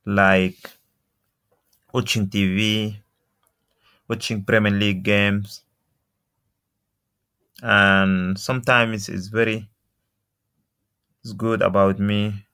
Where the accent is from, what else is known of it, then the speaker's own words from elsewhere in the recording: Sudan; English is a second language; moved away as an adult; also born or lived in Belgium / Leeds; now in United Kingdom; I'm come from Sudan. And I had 3 years in the Leeds. And I left to my country for 4 years